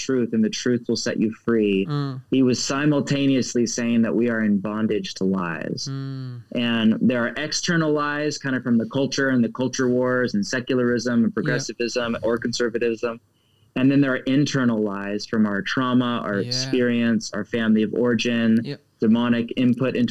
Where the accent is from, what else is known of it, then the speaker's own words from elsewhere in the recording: United States; I'm speaking as an American.